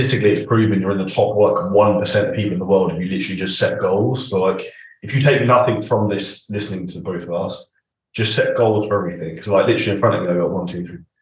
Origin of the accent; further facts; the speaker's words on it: United Kingdom; we're both British